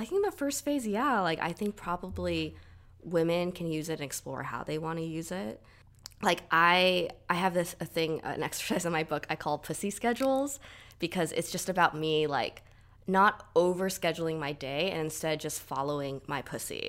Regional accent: Southern California, United States; I grew up in Southern California, like, pretty much all my life

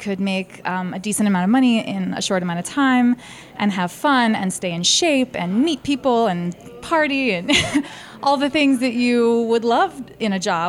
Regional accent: Baltimore, Maryland, United States; I'm originally from Baltimore, and that's where I started dancing 10 years ago.

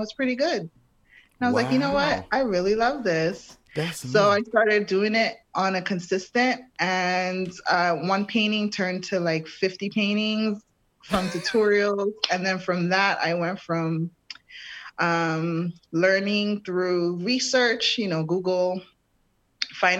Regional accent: New York City, New York, United States; also born or lived in Brooklyn, New York; I'm from New York City. I was born and raised in Harlem, moved to Brooklyn when I was 16 years old

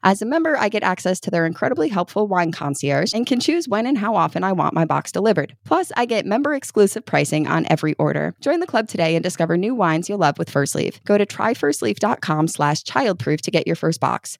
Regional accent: New York, United States; moved away as an adult; now in Kentucky, United States; I grew up in New York. So my school ran from Labor Day to mid June

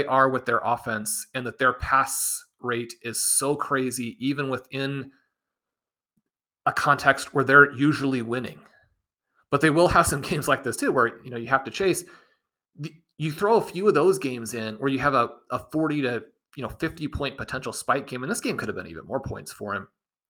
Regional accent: Kansas City, Missouri, United States; growing up in Kansas City, attending all these games in Arrowhead.

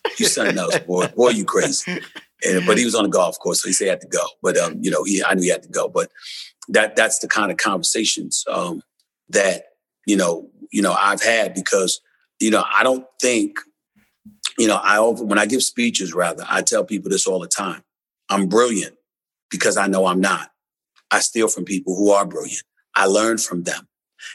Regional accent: New York City, New York, United States; I'm from Hollis, Queens, man, New York City. And I went to an HBCU, Winston-Salem State. I grew up in the streets of New York City.

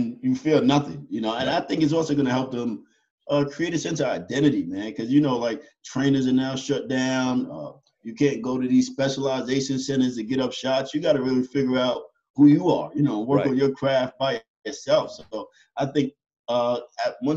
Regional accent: Yonkers, New York, United States; I was born and raised in Yonkers, New York, inner city kids. I grew up in a project.

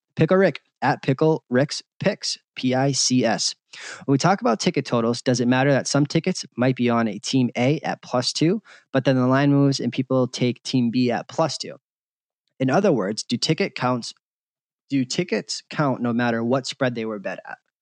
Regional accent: Boston, Massachusetts, United States; moved away as an adult; now in Las Vegas, United States; I grew up in Boston.

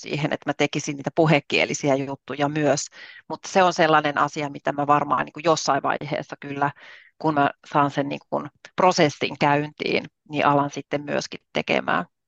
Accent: Southern Finland, Finland; moved away as an adult; now in Rovaniemi, Finland; mä olen kotoisin Etelä-Suomesta

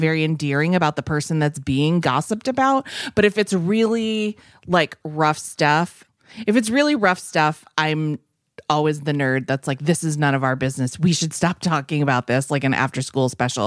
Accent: Massachusetts, United States; Ashby is also a town near where I grew up in Massachusetts.

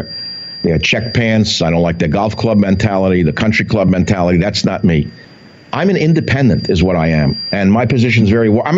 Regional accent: New York City, New York, United States; I'm from the Bronx

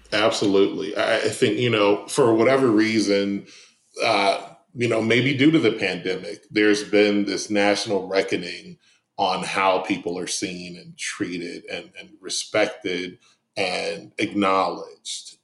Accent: Detroit, Michigan, United States; now in Atlanta, United States; I grew up in Detroit

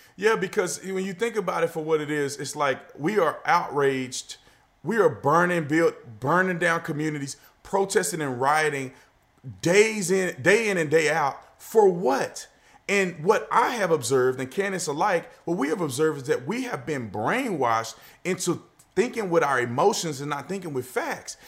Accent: Fort Worth, Texas, United States; I grew up in Fort Worth, Texas

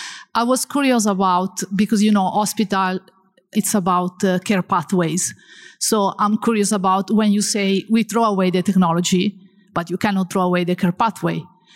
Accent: Italy; I'm from Italy.

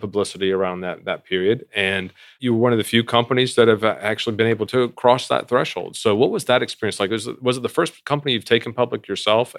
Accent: East Coast, United States; we're both from the East Coast

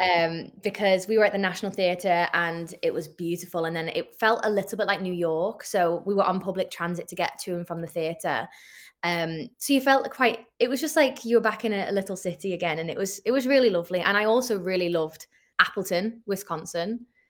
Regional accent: St Helens, North West England, United Kingdom; I'm British

